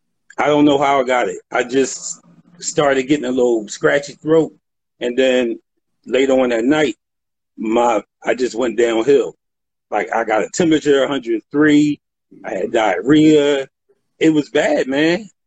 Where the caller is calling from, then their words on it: Philadelphia, Pennsylvania, United States; Philadelphia, Pennsylvania.